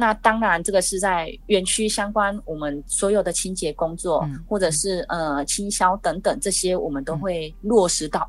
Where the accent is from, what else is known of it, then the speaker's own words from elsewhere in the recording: Taiwan; 我们台湾人真的很棒，